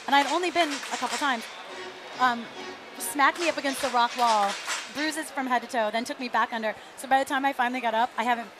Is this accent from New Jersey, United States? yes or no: no; Virginia, United States; Because I'm from Virginia.